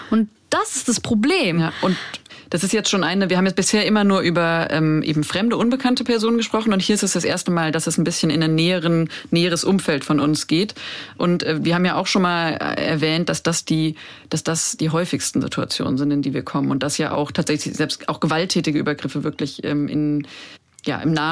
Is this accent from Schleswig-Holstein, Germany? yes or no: no; Frankfurt, Hesse, Germany; Ich komme aus Frankfurt ich komme aus Frankfurt, fertig.